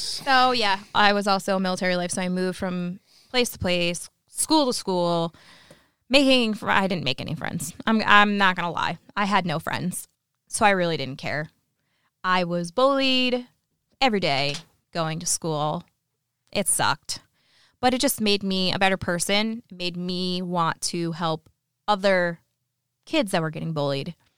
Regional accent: New York, United States; moved away; I'm from New York. I was from New York

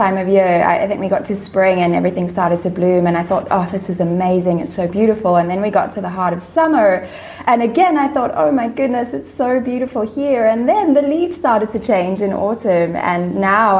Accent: Johannesburg, Gauteng, South Africa; moved away as an adult; also born or lived in United States / Perth, Australia; now in Finland; I grew up in Johannesburg, South Africa. I lived there until I was 25

